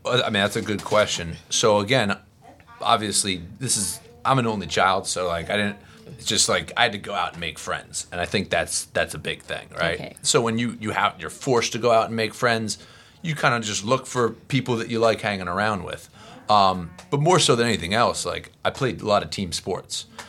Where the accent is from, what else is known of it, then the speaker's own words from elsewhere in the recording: Florida, United States; also born or lived in Philadelphia area, Pennsylvania; I was raised in Florida